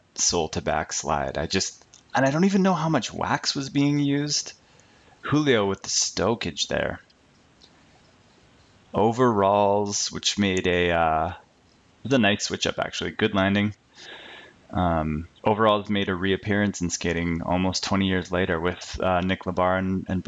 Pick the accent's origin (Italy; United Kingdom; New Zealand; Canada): Canada; as a Canadian